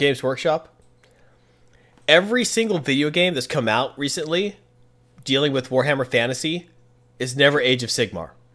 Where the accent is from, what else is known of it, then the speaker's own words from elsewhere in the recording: United States; I'm from America